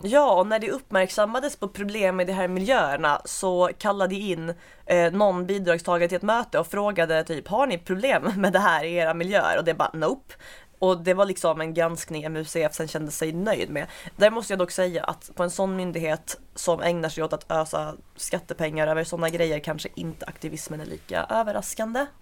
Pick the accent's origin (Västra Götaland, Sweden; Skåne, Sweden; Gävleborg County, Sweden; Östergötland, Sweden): Skåne, Sweden; Svalöv; Jag är från Svalöv